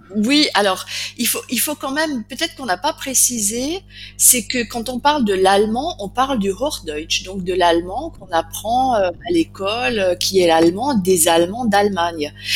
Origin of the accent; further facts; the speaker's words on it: Alsace, Grand Est, France; je suis alsacienne, donc je parle le dialecte alsacien